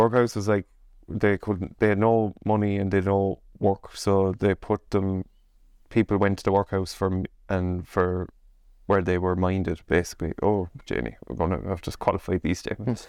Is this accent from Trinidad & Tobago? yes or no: no; Ireland; we as Irish people